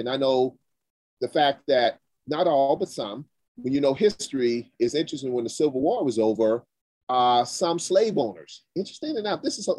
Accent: Charleston, South Carolina, United States; also born or lived in Abbeville, South Carolina; I'm originally from Charleston, South Carolina, and Abbeville, South Carolina.

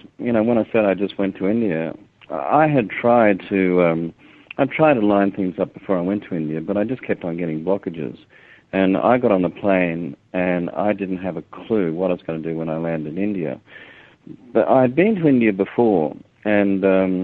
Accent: Australia; I'm a filmmaker from Australia.

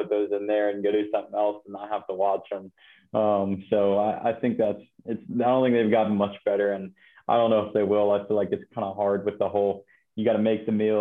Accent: Ohio, United States; we got pretty close growing up in Ohio.

